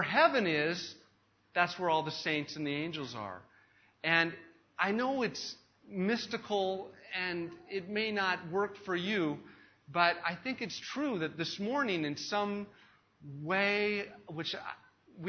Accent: United States; moved away; I have as an American, a Western American, who has been taught and brought up in a culture where it's all about the individual

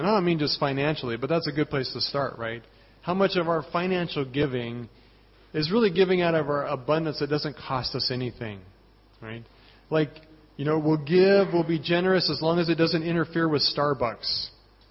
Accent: Colorado, United States; moved away; I'm from Colorado.

